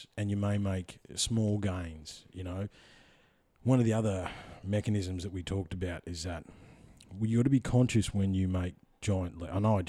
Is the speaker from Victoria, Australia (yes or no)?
yes; Victoria, Australia; But I grew up in Central Victoria. What do you think happened to a skinny kid called … in Central Victoria in the fucking 80s, mate?